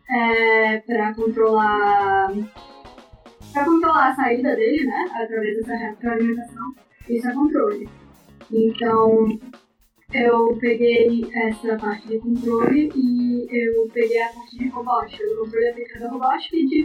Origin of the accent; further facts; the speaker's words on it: Goiás, Brazil; eu me formei na Unip, aqui em Goiânia, sou goiana.